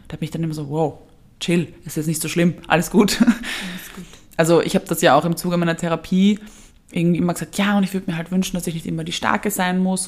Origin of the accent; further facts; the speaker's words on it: Vienna, Austria; wir als Wiener haben es ja schwer, weil bei uns wurde das ja quasi eingeimpft mit der Geburtsstunde